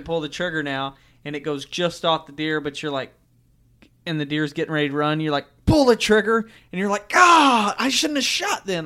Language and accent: English; Missouri, United States; growing up in Missouri